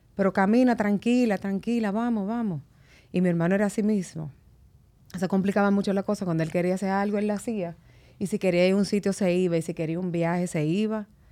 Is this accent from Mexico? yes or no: no; Santo Domingo, Dominican Republic; also born or lived in Constanza; nosotros nos criamos todos ahí en San Jerónimo